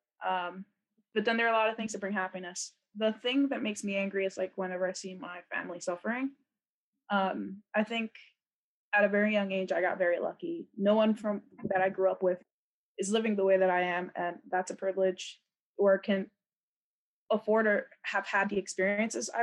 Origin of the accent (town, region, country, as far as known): New York City, New York, United States; born or raised there; also born or lived in Dominican Republic